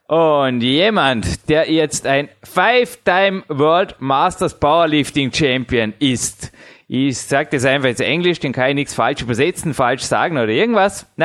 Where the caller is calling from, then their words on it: Austria; English is a second language; I'm still in Austria, and I think, like you, I live, I can say, in a kingdom surrounded with woods